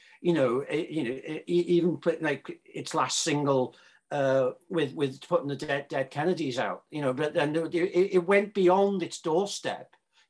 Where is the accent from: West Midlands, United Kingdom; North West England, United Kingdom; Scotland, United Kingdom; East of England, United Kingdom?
North West England, United Kingdom; Liverpool; I grew up in Liverpool